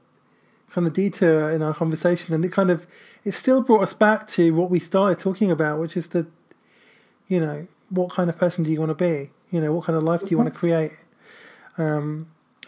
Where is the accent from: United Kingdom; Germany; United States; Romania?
United Kingdom; We call ourselves the Britagists because we're British